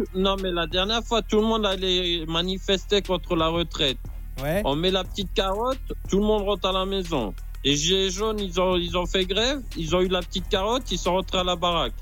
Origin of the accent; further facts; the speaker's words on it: France; Je suis originaire de France, hein, j'habite en France depuis que je suis né.